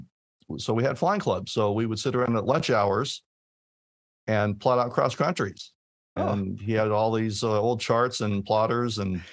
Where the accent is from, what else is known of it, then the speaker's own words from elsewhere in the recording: Torrance, California, United States; I grew up in Torrance, California